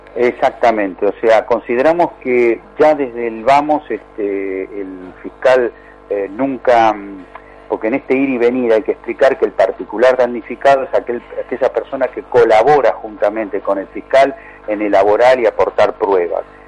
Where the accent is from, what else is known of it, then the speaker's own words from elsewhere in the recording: Lanús, Buenos Aires Province, Argentina; soy nacido y criado en Lanús